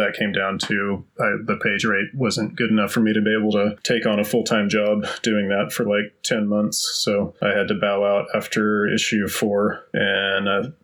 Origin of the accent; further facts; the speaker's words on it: Texas, United States; moved away as an adult; also born or lived in Tulsa, Oklahoma / San Francisco, California; I grew up in a small town in Texas